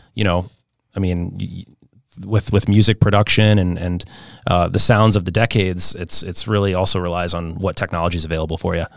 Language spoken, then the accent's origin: English; St. Louis, Missouri, United States; I grew up in Saint Louis, Missouri. That's my hometown